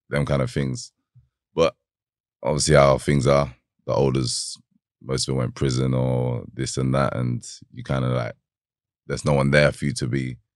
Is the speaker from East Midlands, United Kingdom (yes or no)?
yes; Northampton, East Midlands, United Kingdom; Um, I'm from Northampton. Uh, growing up there, I wasn't the best of uh, best of um, uh, children